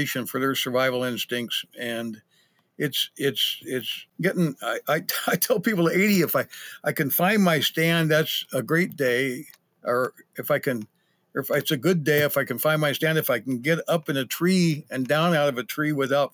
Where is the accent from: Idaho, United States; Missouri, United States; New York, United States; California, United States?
Idaho, United States; also born or lived in Patagonia, Arizona; now in Missoula, United States; I grew up in Idaho